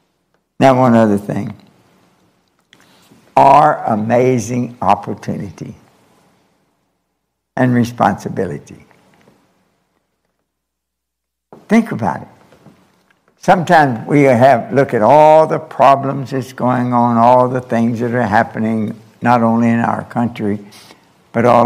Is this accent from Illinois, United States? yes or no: no; Kentucky, United States; moved away as an adult; also born or lived in Japan; I'm from Kentucky. We have a difficult time with English.